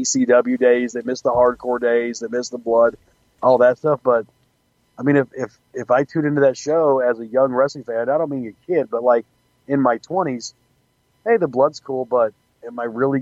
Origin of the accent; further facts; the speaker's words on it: the South, United States; growing up in the South